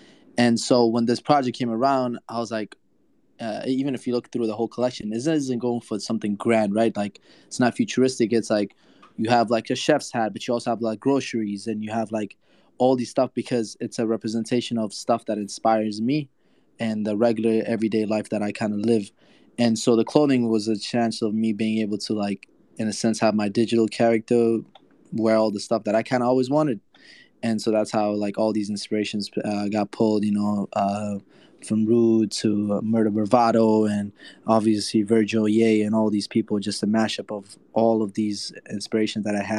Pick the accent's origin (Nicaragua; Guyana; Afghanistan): Afghanistan; now in United States; So I come from Afghanistan to the States in 2015.